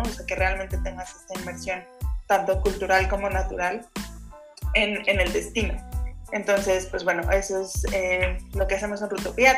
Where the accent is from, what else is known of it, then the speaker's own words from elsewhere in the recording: Mexico; soy orgullosamente mexicana